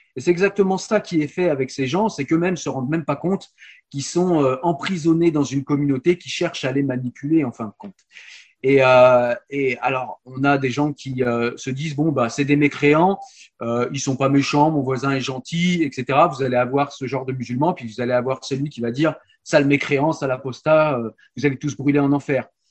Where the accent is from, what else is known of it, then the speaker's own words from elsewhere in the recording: France; chez nous en France